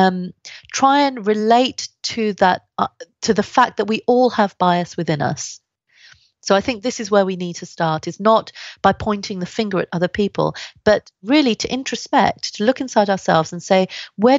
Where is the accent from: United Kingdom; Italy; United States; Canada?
United Kingdom; London; also born or lived in India; I grew up in London, Southeast London, which was particularly racist